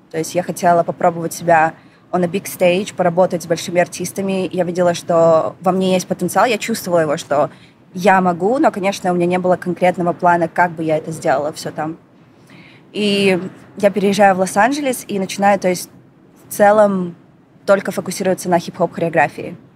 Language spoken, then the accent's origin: Russian; Astana, Kazakhstan; Yeah, born вот. and raised.